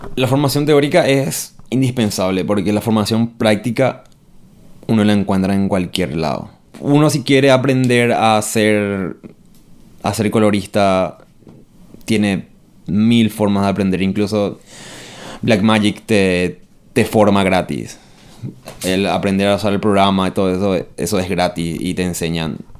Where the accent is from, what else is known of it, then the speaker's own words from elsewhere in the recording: Paraguay; moved away as an adult; yo me fui del Paraguay en el 2010. Y volví en el 2017